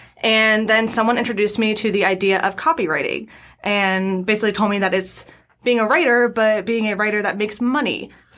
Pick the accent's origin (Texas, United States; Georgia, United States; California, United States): Georgia, United States; Atlanta; I grew up in Atlanta.